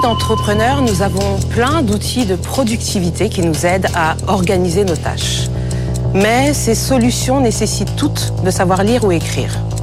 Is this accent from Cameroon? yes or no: yes; Cameroon; au Cameroun, mon pays d'origine, il y a plus de 250 langues